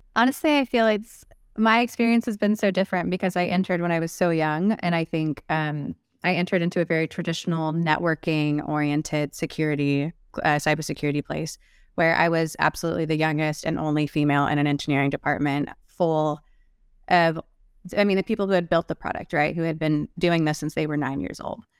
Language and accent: English; South Texas, United States; I am from South Texas, like very rural